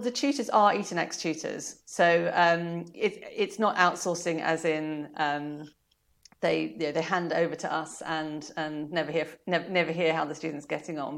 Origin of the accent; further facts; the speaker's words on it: South Africa; now in United Kingdom; I was born in summer 'cause I was born in South Africa